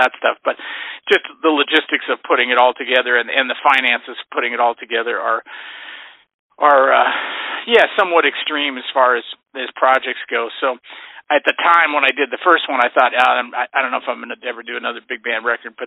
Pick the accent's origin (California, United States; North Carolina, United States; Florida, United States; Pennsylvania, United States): California, United States; the Bay Area; I grew up in the Bay Area, and my dad was a college jazz band director